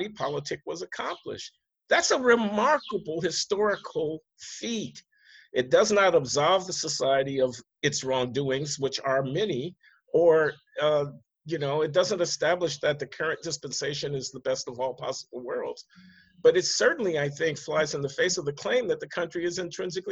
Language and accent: English; United States; I'm an American.